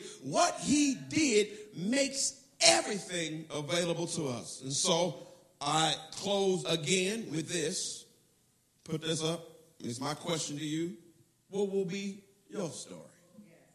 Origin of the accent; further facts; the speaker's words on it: United States; I was from America